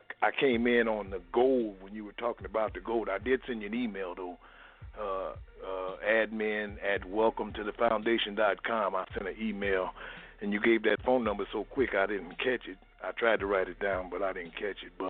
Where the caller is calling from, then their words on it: Minnesota, United States; I'm calling from Minnesota.